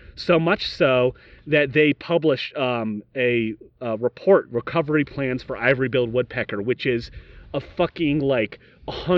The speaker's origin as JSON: {"language": "English", "town": "Yorktown", "region": "Virginia", "country": "United States", "said": "we're from Yorktown, Virginia"}